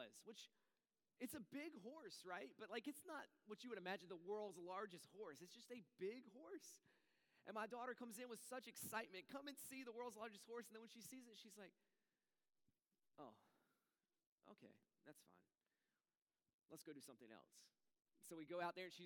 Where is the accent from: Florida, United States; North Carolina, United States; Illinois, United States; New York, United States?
North Carolina, United States; also born or lived in Raleigh; I grew up in North Carolina